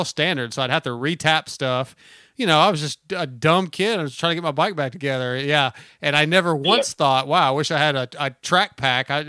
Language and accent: English; San Diego, California, United States; born there; also born or lived in Hawaii; My dad was in the Navy, so I, I was born in San Diego